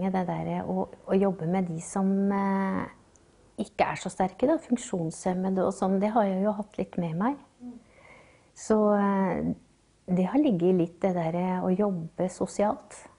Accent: Bardufoss, Troms, Norway; also born or lived in Dal; Nei, vi flytta jo til, eh, til Bardufoss når jeg var rundt seks år. Så det var jo eh, en ny epoke i livet hvor jeg forlot alt det trygge

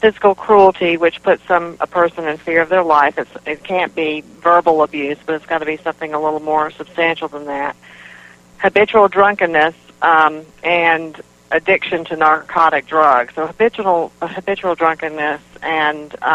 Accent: North Carolina, United States; moved away as an adult; now in South Carolina, United States; I grew up in North Carolina

